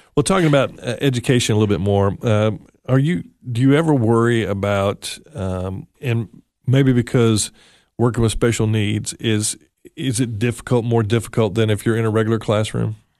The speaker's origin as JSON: {"language": "English", "region": "West Tennessee", "country": "United States", "tie": "born or raised there", "said": "I grew up in West Tennessee"}